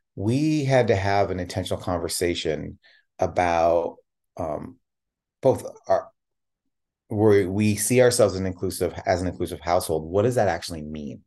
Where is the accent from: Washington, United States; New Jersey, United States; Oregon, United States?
Oregon, United States; Tigard; also born or lived in Chicago, Illinois; I was born in Chicago. and moved out to Portland